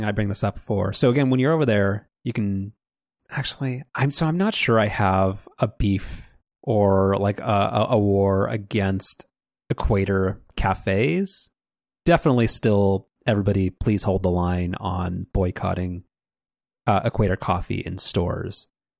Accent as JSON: {"language": "English", "country": "United States", "said": "I'm an American"}